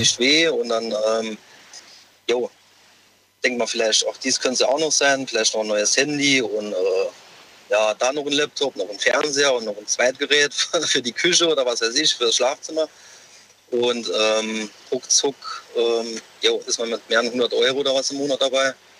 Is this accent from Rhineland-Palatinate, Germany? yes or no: no; Saarbrücken, Saarland, Germany; Ich, ich komme aus Saarbrücken